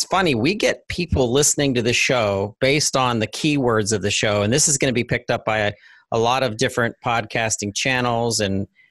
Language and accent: English; Pittsburgh, Pennsylvania, United States; The state of Pennsylvania, my home state